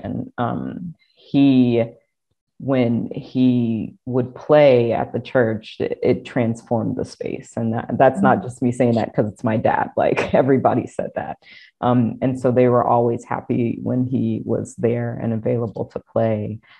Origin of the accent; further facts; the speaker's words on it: Deep South, United States; And I think, I mean, again, I grew up in the Deep South. So I grew up in an AME Zion church and we went to church every Sunday